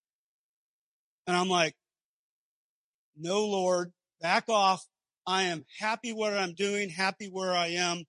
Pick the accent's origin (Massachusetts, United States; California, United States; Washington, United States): California, United States; Southern; moved away as an adult; I grew up in Southern California, as did my wife, all of our parents, all our family, brothers and sisters there. I'd never lived anywhere else